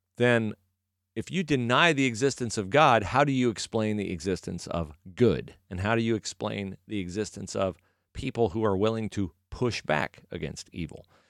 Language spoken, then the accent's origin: English; United States; I was born in America